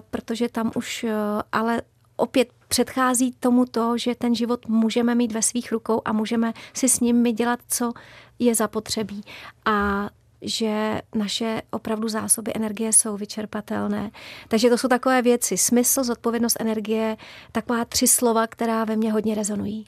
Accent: Prague, Czechia; also born or lived in Babice; je pravda, že já jsem čistokrevná Pražačka. Já jsem se narodila dokonce a bydlela jsem úplně v centru Prahy za Týnským chrámem

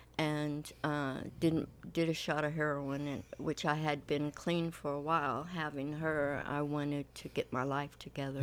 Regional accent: Compton, California, United States; also born or lived in Lynwood, California; Well, I grew up in California. I'm from Linwood and Compton.

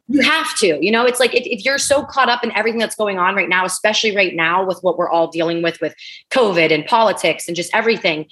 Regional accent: East Liverpool, Ohio, United States; moved away as an adult; also born or lived in Pittsburgh, Pennsylvania / Los Angeles; now in Delray Beach, United States; I was born in Pittsburgh, Pennsylvania. I lived in Ohio for the first 20, probably 20 years of my life

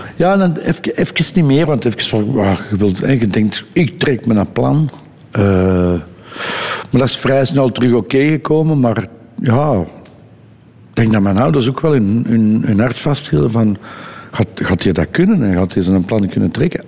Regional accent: Edegem, Flanders, Belgium; opgegroeid in Edegem, wat, wat toen nog eigenlijk een beetje een landelijke gemeente was.

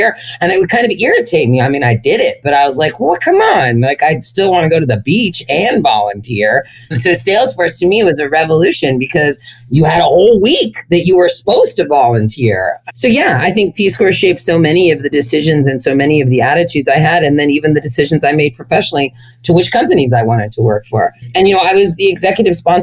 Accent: Berkeley, California, United States; as a white, relatively privileged girl growing up in Berkeley, California

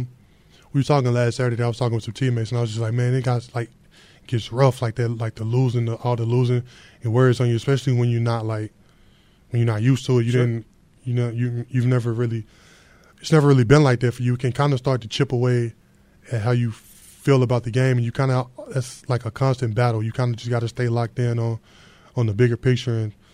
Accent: Louisiana, United States; where I'm from Louisiana, it's football country, so the little boys grow up playing football

